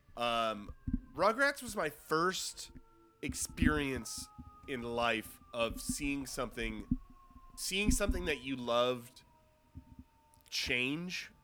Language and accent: English; Cornwall, New York, United States; moved away; my hometown in New York, uh, in Cornwall, New York